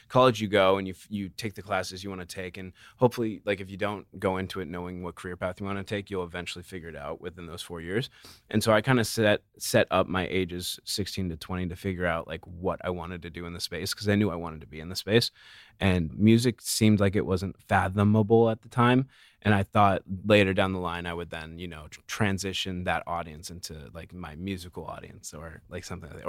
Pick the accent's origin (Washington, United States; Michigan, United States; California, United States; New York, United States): California, United States; Carlsbad; I'm from Carlsbad, which okay. is like in San Diego.